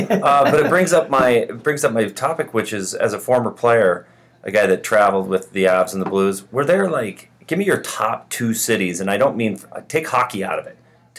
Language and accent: English; Wyoming, United States; I'm a country music guy. I'm from, born and raised in Wyoming.